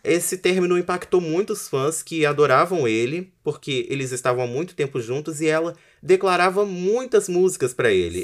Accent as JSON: {"language": "Portuguese", "region": "Espírito Santo", "country": "Brazil"}